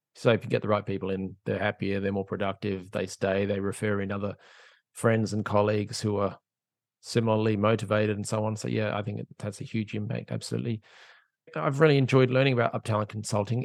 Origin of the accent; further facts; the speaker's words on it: Australia; I'm an Aussie